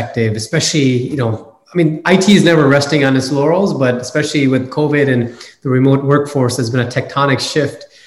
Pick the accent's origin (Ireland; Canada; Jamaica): Canada; moved away as an adult; now in California, United States; I'm a first generation immigrant. I grew up in Canada.